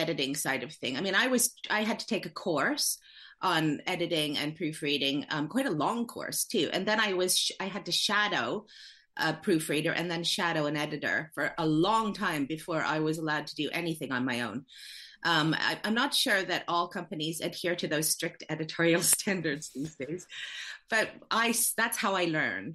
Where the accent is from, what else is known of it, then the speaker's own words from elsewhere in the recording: Canada; moved away as an adult; now in United Kingdom; I'm from Canada.